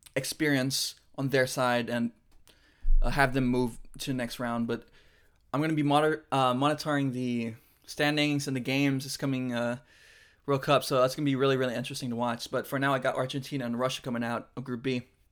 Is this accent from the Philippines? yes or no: yes; Philippines; I am Filipino. I did grow up in the Philippines, from the Philippines